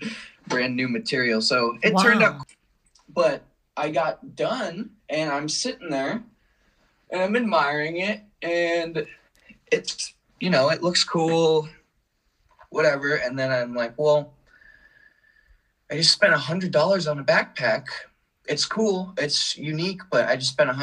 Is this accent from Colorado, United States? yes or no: yes; Colorado, United States; also born or lived in Portland, Oregon; Then the whole family packed up, moved to Colorado. We had lived there most of my life since middle school through high school.